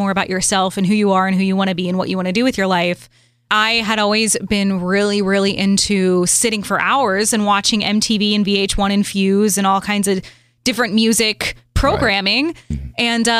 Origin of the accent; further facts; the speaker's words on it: St. Louis, Missouri, United States; moved away as an adult; also born or lived in Los Angeles / Miami; in my hometown of St. Louis